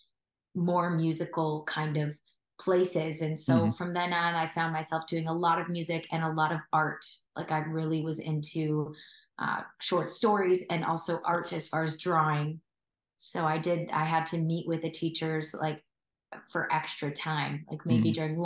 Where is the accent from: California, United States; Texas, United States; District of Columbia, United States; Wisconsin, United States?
Wisconsin, United States; moved away as an adult; now in Nashville, United States; I come from Wisconsin originally